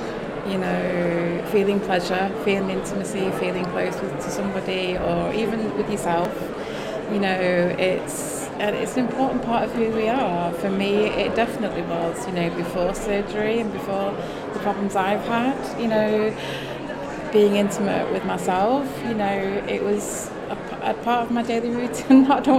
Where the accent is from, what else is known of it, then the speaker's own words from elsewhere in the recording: the north of England, United Kingdom; I'm a Northerner.